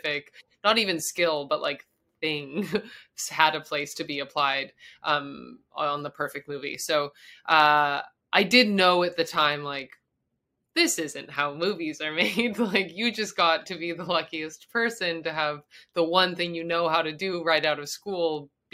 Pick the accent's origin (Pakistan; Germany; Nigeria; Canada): Canada; moved away as an adult; also born or lived in Montreal, Canada; I'm like a Canadian